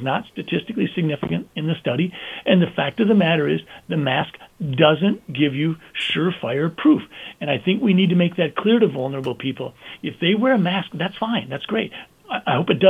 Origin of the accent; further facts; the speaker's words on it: Sleepy Eye, Minnesota, United States; I'm a guy from Sleepy Eye who's been practicing medicine for 35 years